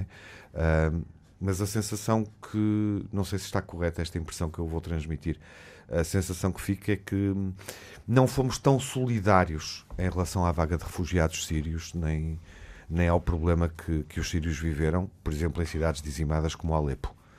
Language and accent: Portuguese; Portugal; enquanto portugueses uh, e europeus